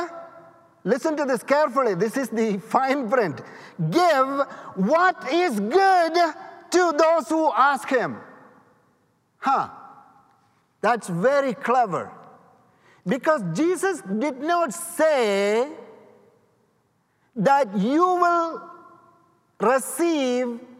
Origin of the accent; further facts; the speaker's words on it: India; now in United States; I'm from India